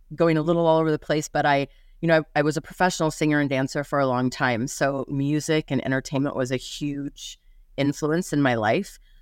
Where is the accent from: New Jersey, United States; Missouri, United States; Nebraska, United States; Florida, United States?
Nebraska, United States; Lincoln; moved away as an adult; also born or lived in Ashland, Nebraska; now in Las Vegas, United States; I, uh, was born in Lincoln, but I lived in Ashland until second grade, and then, uh, my mom moved myself and my two sisters up to Lincoln. Um, And I lived in Lincoln through college